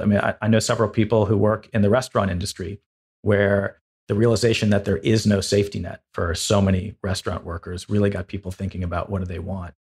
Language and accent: English; Los Angeles, California, United States; moved away as an adult; also born or lived in Woodstock, Vermont; I grew up in Los Angeles